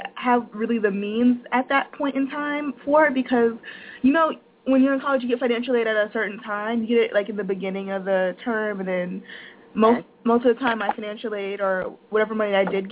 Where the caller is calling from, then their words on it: Florida, United States; I'm calling from Florida